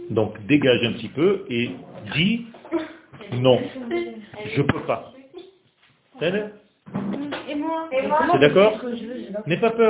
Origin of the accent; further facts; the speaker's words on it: Israel; je ne suis pas tunisien. Je suis israélien, je suis né en Israël.